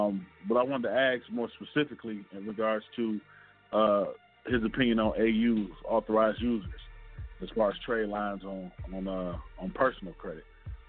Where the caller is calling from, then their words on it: Detroit, Michigan, United States; I'm calling from Detroit.